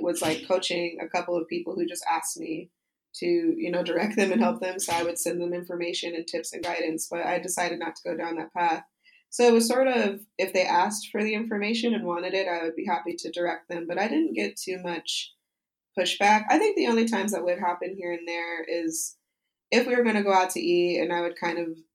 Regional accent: Utah, United States; moved away; I usually go back to Utah, which is my home state, for the holidays to visit my family.

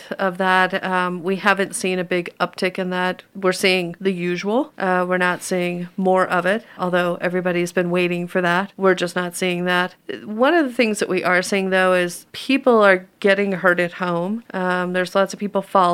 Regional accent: New Mexico, United States; moved away as an adult; also born or lived in Albuquerque, New Mexico / Minnesota; now in Denver, United States; I was originally born and raised in New Mexico

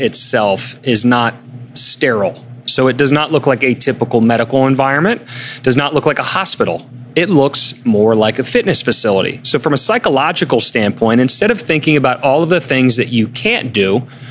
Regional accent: Germantown, Maryland, United States; I grew up in Germantown

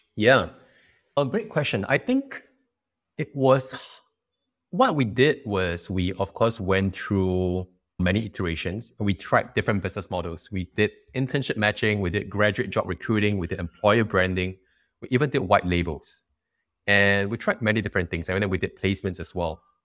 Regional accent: Singapore

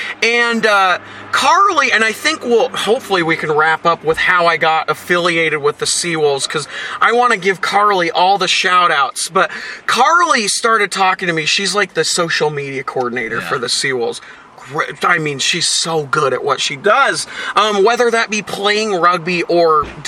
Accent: Puyallup, Washington, United States; Yeah, I'm from Puyallup.

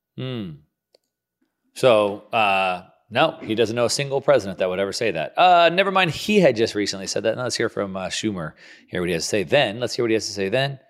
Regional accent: United States; as an American

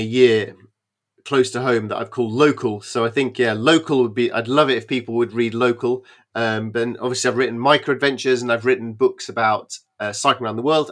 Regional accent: United Kingdom

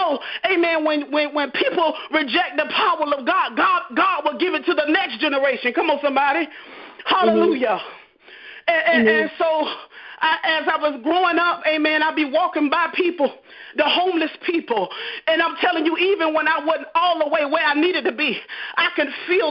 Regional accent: Fort Myers, Florida, United States; born and raised in Fort Myers, Florida.

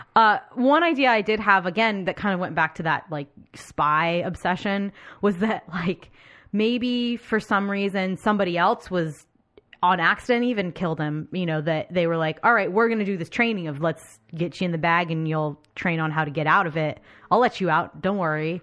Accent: United States; as an American

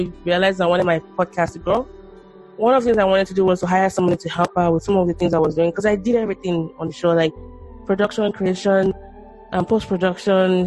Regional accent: Nigeria; moved away; also born or lived in United States; I describe myself as a Nigerian-born, US-educated, Korean-speaking, wandering intellectual

